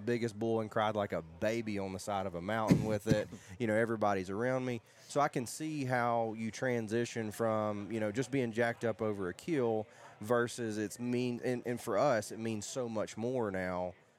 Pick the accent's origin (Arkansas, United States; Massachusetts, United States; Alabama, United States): Alabama, United States; South; I'm from South Alabama